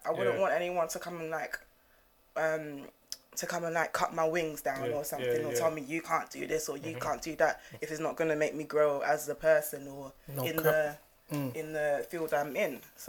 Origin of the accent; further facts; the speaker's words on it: United States; moved away; I was born in America